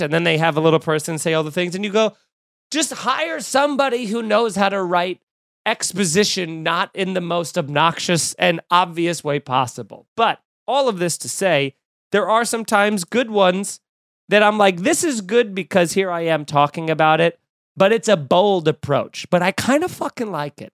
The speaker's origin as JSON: {"language": "English", "area": "Long Island", "region": "New York", "country": "United States", "tie": "born or raised there", "said": "Growing up in Long Island"}